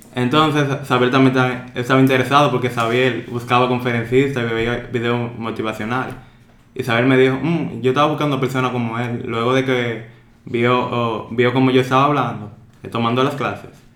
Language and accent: Spanish; Dominican Republic; soy dominicano, tengo 21 años de edad